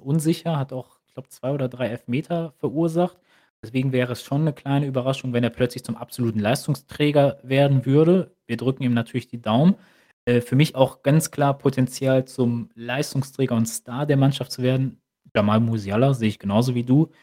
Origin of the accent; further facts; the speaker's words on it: Germany; als Deutscher